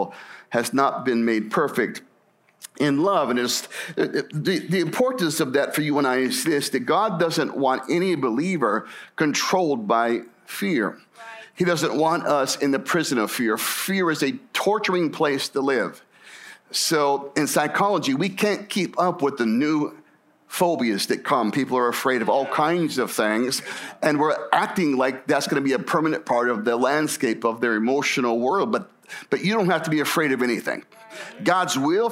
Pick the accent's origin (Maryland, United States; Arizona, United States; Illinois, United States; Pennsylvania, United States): Arizona, United States; Scottsdale; I grew up in the Phoenix area and grew up in Scottsdale as a boy